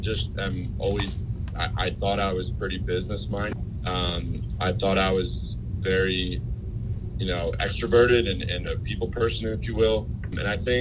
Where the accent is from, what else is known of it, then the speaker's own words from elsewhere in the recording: Allentown, Pennsylvania, United States; moved away as an adult; also born or lived in York, Pennsylvania / Philadelphia / Berkeley, California; I grew up in Allentown, Pennsylvania, in the Lehigh Valley, and I graduated high school in 2005.